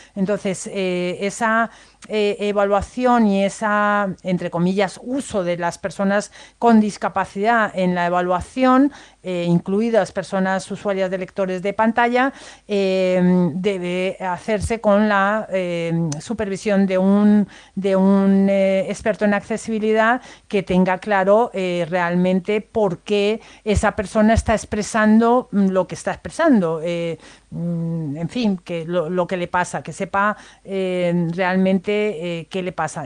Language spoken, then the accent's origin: Spanish; Spain